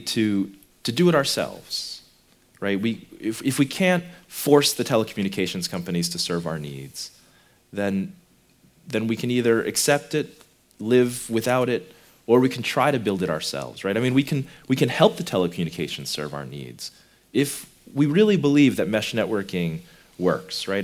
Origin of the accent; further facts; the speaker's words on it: United States; I come from America